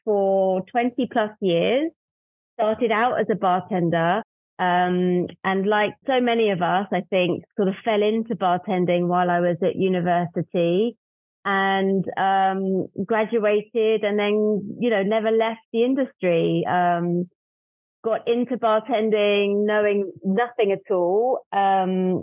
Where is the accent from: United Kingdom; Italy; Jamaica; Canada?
United Kingdom; London; also born or lived in north of England; I'm from London, and as a kid grew up on a diet of LA Law